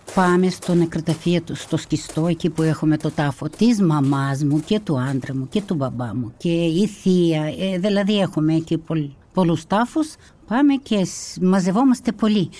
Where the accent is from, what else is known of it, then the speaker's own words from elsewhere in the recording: Kazakhstan; moved away as an adult; also born or lived in North Caucasus, Russia; now in Kallithea, Greece; Γεννήθηκα στα Καζαχστάν, τότε με το διωγμό του Στάλιν. Μετά που παντρεύτηκα, απέκτησα τρία παιδιά, τα γέννησα όλα στα Καζαχστάν